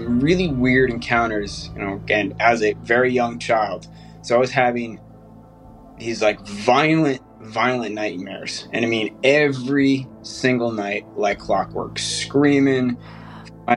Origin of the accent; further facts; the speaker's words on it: south of Boston, Massachusetts, United States; I grew up in Massachusetts, south of Boston, little, local farm town